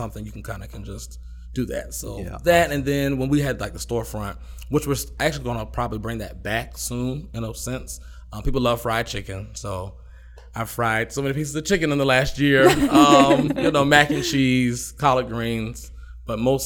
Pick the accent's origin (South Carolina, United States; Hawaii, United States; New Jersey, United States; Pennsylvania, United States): South Carolina, United States; Goose Creek; moved away as an adult; also born or lived in Charleston, South Carolina; now in Rock Hill, United States; I'm really from Goose Creek, South Carolina